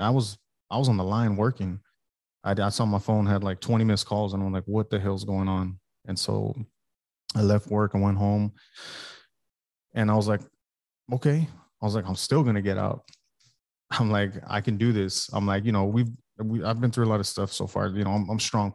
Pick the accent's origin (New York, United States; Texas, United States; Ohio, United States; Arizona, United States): Texas, United States; Alice; moved away as an adult; also born or lived in Oak Harbor, Washington; I'm from South Texas. I'm from Alice, Texas